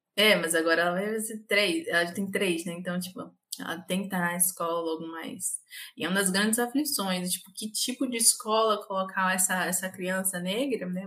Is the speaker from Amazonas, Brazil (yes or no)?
no; Ilhéus, Bahia, Brazil; sou baiana, do interior da Bahia, Ilhéus.